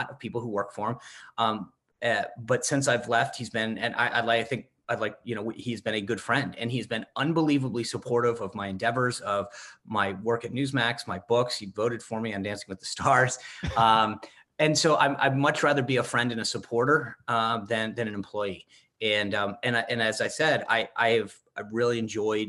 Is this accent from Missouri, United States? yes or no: no; Rhode Island, United States; moved away; also born or lived in Washington, D.C.; When I grew up in Rhode Island